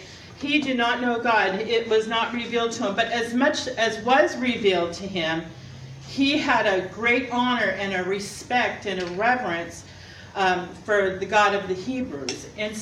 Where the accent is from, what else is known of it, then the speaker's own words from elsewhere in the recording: California, United States; Because I came from Southern Cal, and everything there, most of everything there was a lot of fakeness and materialism